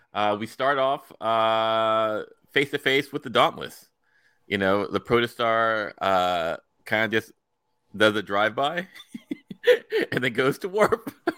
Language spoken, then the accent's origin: English; United States; me as an American